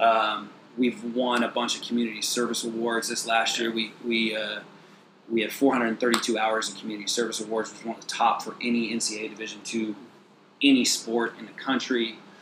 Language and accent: English; Clovis, California, United States; now in Fresno, United States; we grew up in Clovis